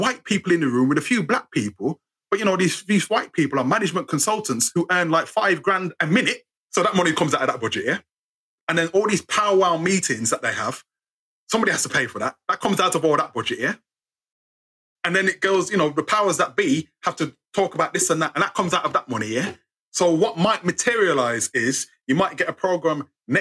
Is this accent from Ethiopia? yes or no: no; United Kingdom; we're British